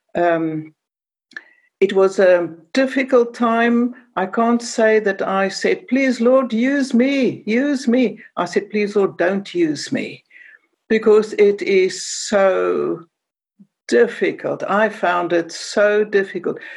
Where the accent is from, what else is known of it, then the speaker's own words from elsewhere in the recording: Cape Town, Western Cape, South Africa; moved away; I speak with an accent because I come from Cape Town and I grew up in the time of apartheid